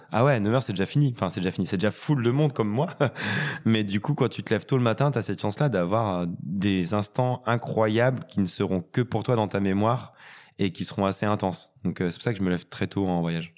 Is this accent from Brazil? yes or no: no; Retournac, Auvergne-Rhône-Alpes, France; Je viens d'un lieu dit 200 habitants en Haute-Loire